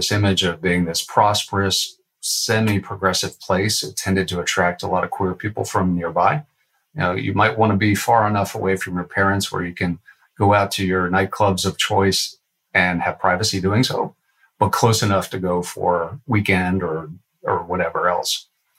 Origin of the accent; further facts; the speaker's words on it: Washington, District of Columbia, United States; now in Atlanta, United States; I came from Washington, D.C., and it's a city that has a lot of transitional people living there.